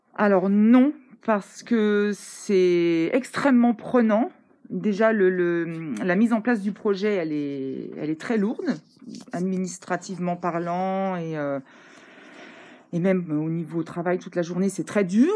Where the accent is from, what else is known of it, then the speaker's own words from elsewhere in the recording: Vouziers, Grand Est, France; moved away; je suis originaire d'ici, je suis née à Vouziers